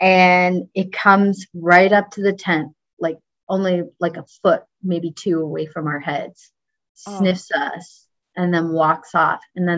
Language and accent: English; Texas, United States; I'm from Texas. So of course my family's always asking, are you carrying a gun out there?